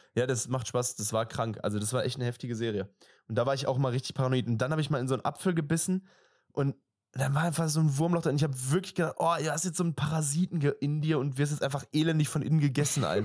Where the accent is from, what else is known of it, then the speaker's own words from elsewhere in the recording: Germany; wir sind Deutsche